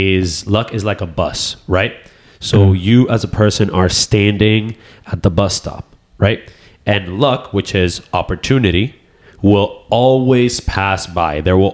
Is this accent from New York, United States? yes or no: yes; New York, United States; born there; I was born in the United States.